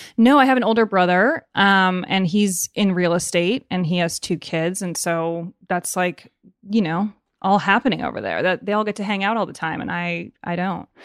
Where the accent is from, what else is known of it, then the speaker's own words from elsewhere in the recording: Evanston, Illinois, United States; also born or lived in Chicago; i was born in chicago but then my fa- my family moved to evanston when i was a baby and i grew up there